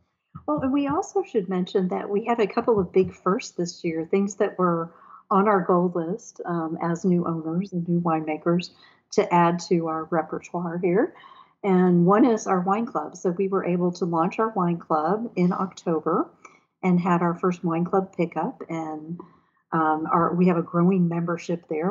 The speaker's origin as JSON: {"language": "English", "region": "Texas", "country": "United States", "tie": "born or raised there", "also_born_or_lived": "Arlington, Virginia", "moved": "as an adult", "lives_now": "Mayodan, United States", "said": "being a Texas girl and moving here from Texas to do this"}